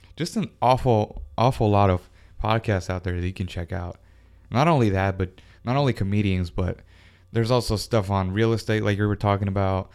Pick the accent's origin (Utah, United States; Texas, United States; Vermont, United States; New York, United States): Texas, United States; Houston; I born and raised in Houston, Texas, 1991